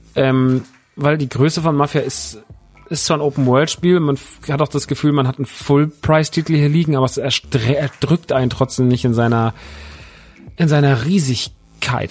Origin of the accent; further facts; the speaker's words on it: Aschaffenburg, Bavaria, Germany; ich komme ja aus Aschaffenburg, wohne ja in Aschaffenburg